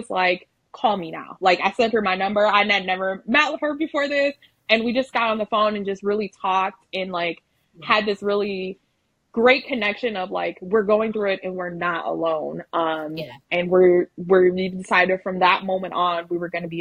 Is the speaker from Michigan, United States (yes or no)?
yes; Michigan, United States; moved away as an adult; now in Lubbock, United States; we're originally from Michigan, and we relocated to Lubbock, Texas